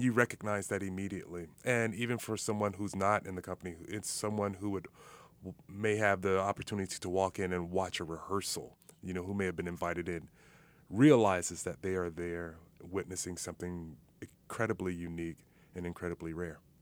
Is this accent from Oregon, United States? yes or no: no; Miami, Florida, United States; moved away; also born or lived in Minnesota; I'm originally from Miami, Florida